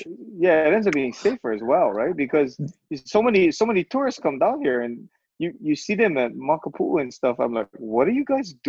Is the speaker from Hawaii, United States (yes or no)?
yes; Hawaii, United States; we run into a group of people from Hawaii. So we're all talking story